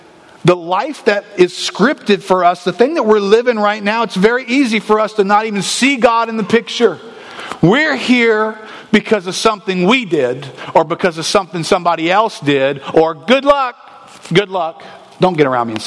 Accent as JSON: {"language": "English", "country": "United States", "said": "We're American people"}